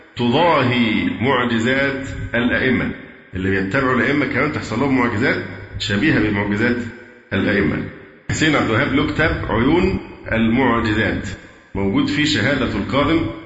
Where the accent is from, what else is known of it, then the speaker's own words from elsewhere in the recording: Egypt; عندنا في مصر